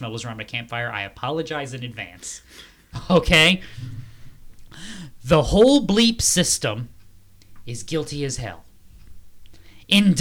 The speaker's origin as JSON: {"language": "English", "region": "New England", "country": "United States", "said": "I am from New England"}